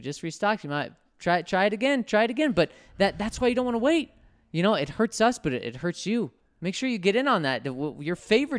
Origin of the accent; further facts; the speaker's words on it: Florida, United States; now in Tennessee, United States; Growing up in Florida and now living in Tennessee, I'm never around a lot of Broncos fans.